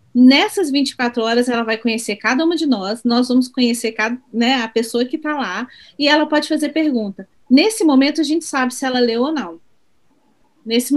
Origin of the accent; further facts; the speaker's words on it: Belo Horizonte, Minas Gerais, Brazil; moved away; eu sou de BH também, mas moro é. fora